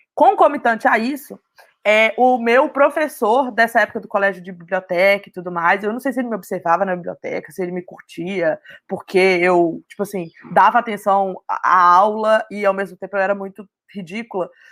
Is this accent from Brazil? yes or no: yes; Belo Horizonte, Minas Gerais, Brazil; Eu sou de Minas, então é, eu tive a oportunidade, mesmo morando em BH, que é a capital